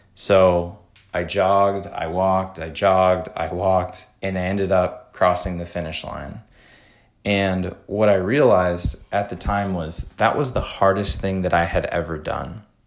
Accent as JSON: {"language": "English", "town": "Madison", "region": "Wisconsin", "country": "United States", "tie": "born or raised there", "said": "Madison, Wisconsin, which is my hometown"}